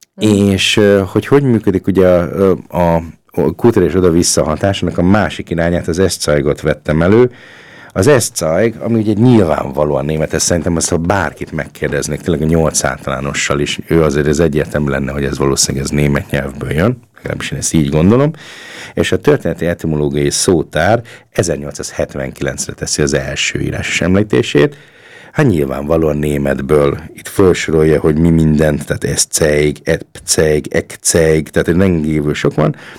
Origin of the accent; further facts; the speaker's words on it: Hungary; also born or lived in Upper Austria; now in Linz, Austria; mi magyarok tudjuk